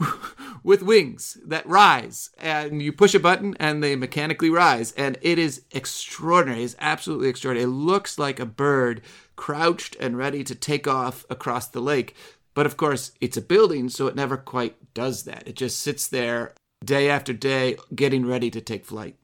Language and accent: English; around Lake Michigan, Midwest, United States; I'm from the Midwest. I, I grew up around Lake Michigan